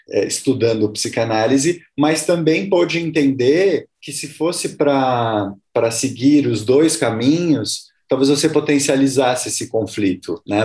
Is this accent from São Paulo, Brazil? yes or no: yes; São Paulo, Brazil; eu sou de São Paulo, mas eu fui muito cedo morar no interior. Eu morei, morei em duas cidades pequenas, aqui perto de São Paulo.